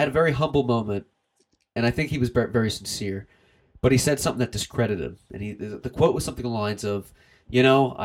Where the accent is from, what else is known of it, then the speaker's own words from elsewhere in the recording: Doylestown, Pennsylvania, United States; I'm from Doylestown, Pennsylvania